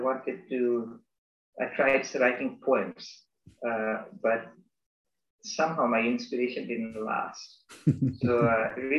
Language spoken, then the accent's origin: English; Bangladesh; moved away as an adult; also born or lived in United States; I am from Bangladesh. I am a Bangladeshi citizen. Although I grew up there until I was 18